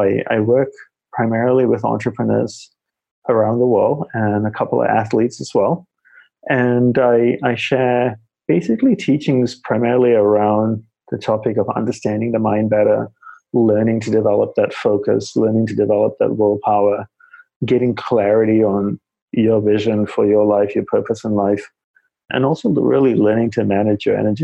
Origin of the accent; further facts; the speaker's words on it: Australia; moved away as an adult; also born or lived in Malaysia / Hawaii; now in New York City, United States; I grew up in Australia